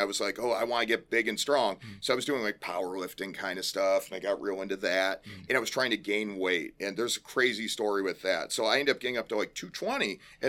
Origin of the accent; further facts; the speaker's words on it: Elgin, Illinois, United States; So, originally, I lived out in Elgin, and okay. I grew up in Central Oaks West. Then my family moved out to Geneva